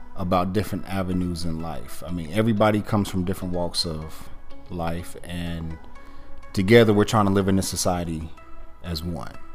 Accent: Gastonia, North Carolina, United States; originally from Gastonia

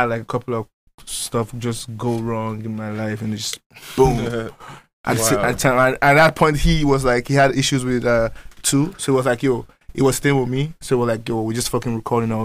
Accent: Nigeria; moved away as an adult; I came from Nigeria like 4 years ago

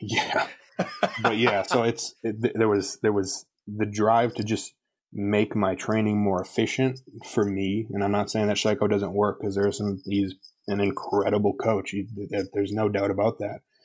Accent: Wisconsin, United States; my hometown in Wisconsin

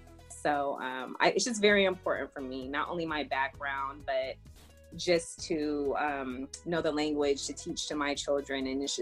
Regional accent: East of England, United Kingdom; moved away as an adult; also born or lived in Germany; now in United States; And at the age of 3 months, my dad got stationed to England, and that is where I was raised. I was raised in England on Lake and Heath Air Force Base. And I left England once I got married at the age of 25.

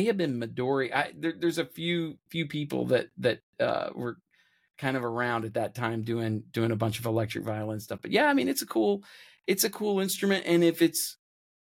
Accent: Kentucky, United States; moved away; also born or lived in Nashville; I grew up in Kentucky

